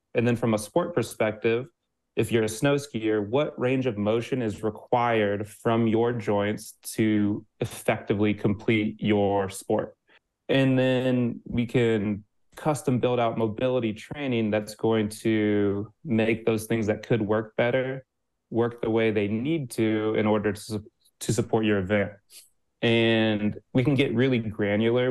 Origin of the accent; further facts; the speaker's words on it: Midwest, United States; I'm a Midwesterner